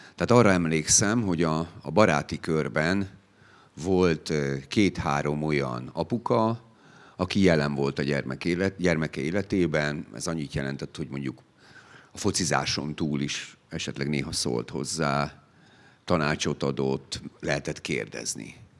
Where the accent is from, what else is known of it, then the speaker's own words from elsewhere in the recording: Szegvár, Csongrád-Csanád, Hungary; Szegváron volt a szülőfalunkban